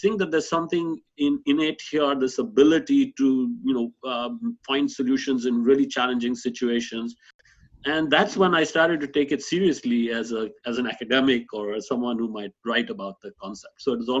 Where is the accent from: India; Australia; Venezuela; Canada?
India; Bangalore, Karnataka; moved away as an adult; now in Cambridge, United Kingdom; in Bangalore, my hometown.